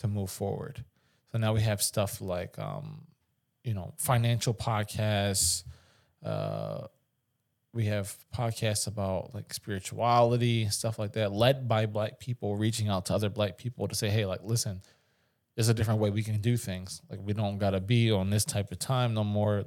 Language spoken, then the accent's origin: English; Philadelphia, Pennsylvania, United States; I'm from West Philly